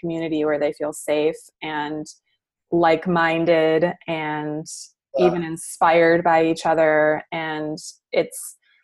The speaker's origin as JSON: {"language": "English", "region": "Midwest", "country": "United States", "tie": "born or raised there", "said": "I grew up in the Midwest"}